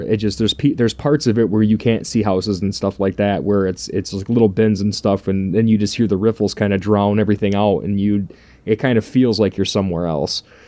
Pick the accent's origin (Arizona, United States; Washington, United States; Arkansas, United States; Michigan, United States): Michigan, United States; growing up in Michigan